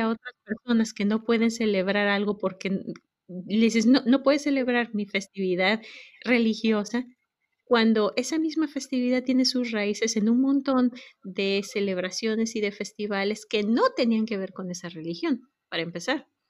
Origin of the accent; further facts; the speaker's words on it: Mexico; moved away as an adult; now in United States; yo nací, crecí en México, pero actualmente vivo en los Estados Unidos desde hace ya varios años